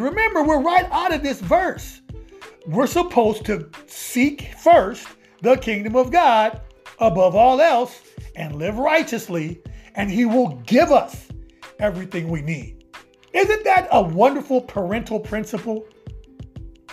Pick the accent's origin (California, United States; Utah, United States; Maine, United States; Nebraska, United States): Nebraska, United States; Omaha; now in Atlanta, United States; my hometown of Omaha. Shout out to Omaha, Nebraska